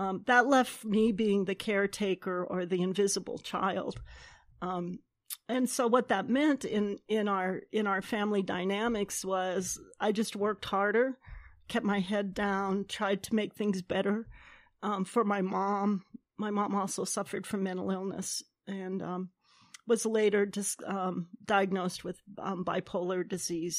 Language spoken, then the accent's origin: English; United States; we as, um, Salish people